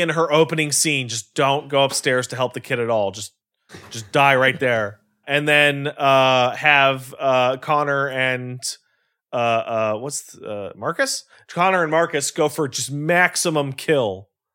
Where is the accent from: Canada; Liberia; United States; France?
Canada; because I'm Canadian